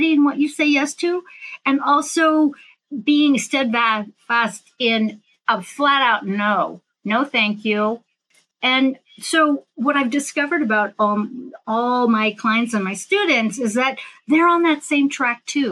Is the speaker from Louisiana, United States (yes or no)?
no; San Francisco Bay Area, California, United States; I'm from the San Francisco Bay Area.